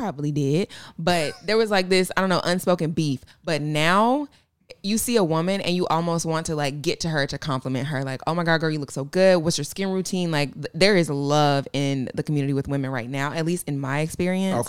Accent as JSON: {"language": "English", "town": "Atlanta", "region": "Georgia", "country": "United States", "said": "I'm from Atlanta"}